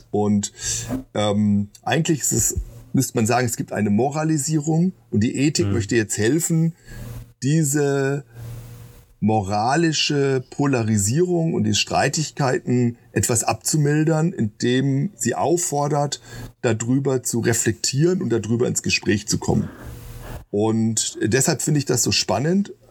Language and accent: German; Marburg, Hesse, Germany; ich komme hier aus Marburg, große Abendmahlstreit, 16. Jahrhundert und so weiter.